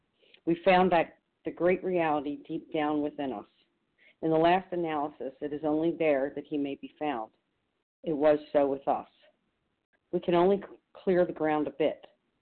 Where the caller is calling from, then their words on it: New Jersey, United States; also born or lived in Chicago; from New Jersey. Actually, I'm calling from Chicago.